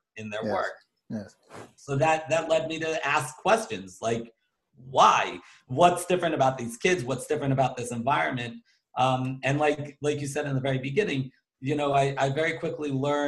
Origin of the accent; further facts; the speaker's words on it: Baltimore, Maryland, United States; I'm from Baltimore, Maryland